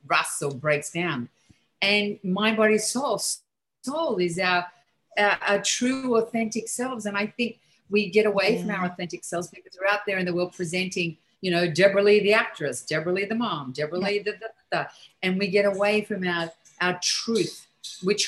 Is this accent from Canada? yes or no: no; Australia; moved away as an adult; now in New York, United States; growing up in Australia when I was young